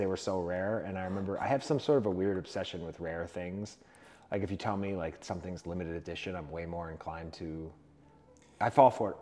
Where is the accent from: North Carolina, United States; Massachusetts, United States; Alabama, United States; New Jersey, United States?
Massachusetts, United States; South Shore; I grew up in the South Shore